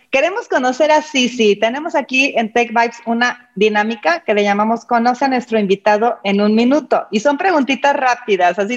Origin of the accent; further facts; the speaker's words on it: Mexico City, Mexico; Soy de la Ciudad de México.